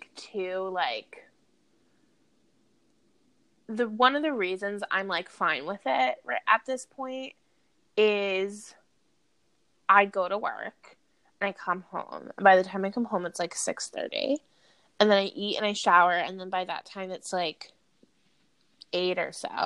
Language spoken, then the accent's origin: English; outside of New York, United States; I grew up outside of New York my whole life